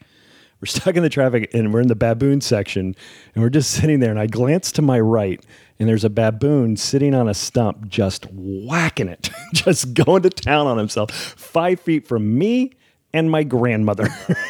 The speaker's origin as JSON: {"language": "English", "region": "New Jersey", "country": "United States", "tie": "born or raised there", "also_born_or_lived": "Tennessee", "said": "I grew up in Jersey practically"}